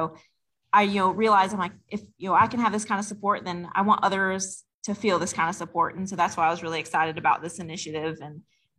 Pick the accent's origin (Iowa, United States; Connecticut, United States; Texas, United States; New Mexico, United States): New Mexico, United States; Albuquerque; moved away as an adult; now in Mooresville, United States; I'm originally from Albuquerque, New Mexico.